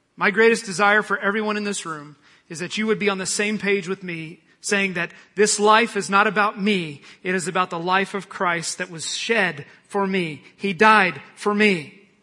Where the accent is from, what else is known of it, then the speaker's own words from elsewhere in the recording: Oklahoma, United States; I'm from Oklahoma